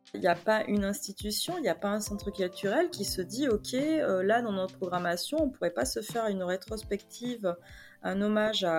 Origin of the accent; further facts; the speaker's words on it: Bordeaux, Nouvelle-Aquitaine, France; also born or lived in Paris; je suis de Bordeaux, donc n'étant pas nécessairement sur Paris, enfin maintenant si